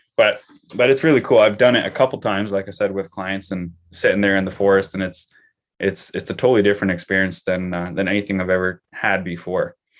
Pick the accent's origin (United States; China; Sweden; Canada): Canada; as just a Canadian citizen